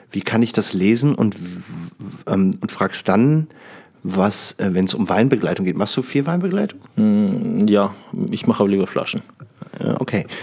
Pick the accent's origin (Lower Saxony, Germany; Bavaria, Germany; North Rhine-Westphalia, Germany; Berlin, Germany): North Rhine-Westphalia, Germany; Düsseldorf; in, wo ich herkomme, Düsseldorf.